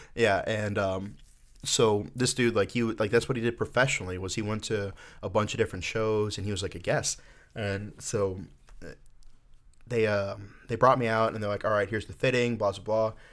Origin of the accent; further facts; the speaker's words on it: Orlando, Florida, United States; So I am from Florida. I, uh, grew up in Orlando